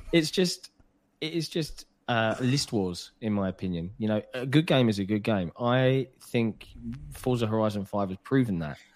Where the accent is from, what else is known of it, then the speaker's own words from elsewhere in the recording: United Kingdom; I realize I'm British